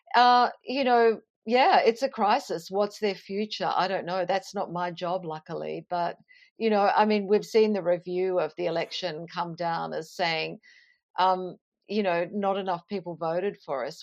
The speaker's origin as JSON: {"language": "English", "town": "Toowoomba", "region": "Queensland", "country": "Australia", "tie": "born or raised there", "moved": "yes", "said": "I grew up in Toowoomba"}